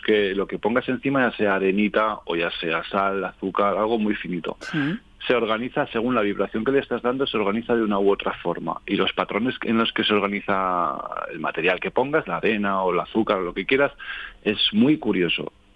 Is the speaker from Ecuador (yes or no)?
no; Calatayud, Aragon, Spain; moved away; also born or lived in Madrid / Sitges; ahora estoy en mi tierra natal, que es Calatayud, en Aragón